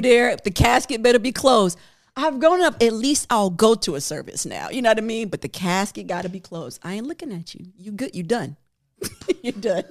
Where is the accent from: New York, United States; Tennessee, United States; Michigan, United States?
New York, United States; I'm from New York